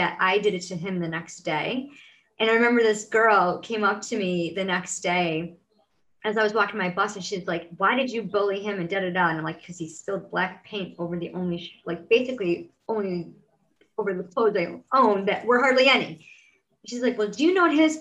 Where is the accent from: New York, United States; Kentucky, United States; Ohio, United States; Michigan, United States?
New York, United States; Rochester; in my hometown, I live in upstate New York, in Rochester, New York, and I live in a town called Grace